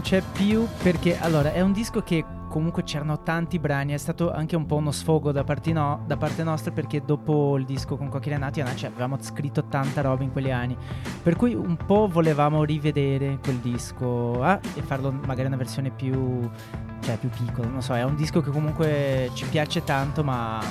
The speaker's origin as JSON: {"language": "Italian", "town": "Porto Alegre", "region": "Rio Grande do Sul", "country": "Brazil", "also_born_or_lived": "Barcelona", "second_language": "Italian", "moved": "as an adult", "lives_now": "Milan, Italy", "said": "noi siamo del sud del Brasile, Porto Alegre che è molto vicino all'Argentina, Uruguay"}